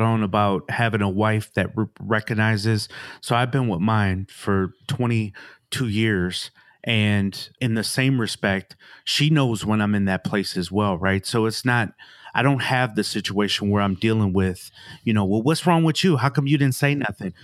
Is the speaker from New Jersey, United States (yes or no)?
no; Milwaukee, Wisconsin, United States; came up in Milwaukee